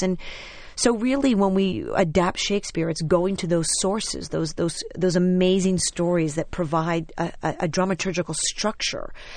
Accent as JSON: {"language": "English", "town": "New York City", "region": "New York", "country": "United States", "tie": "born or raised there", "said": "I'm born and bred in New York City. I'm a total, like, Manhattan girl."}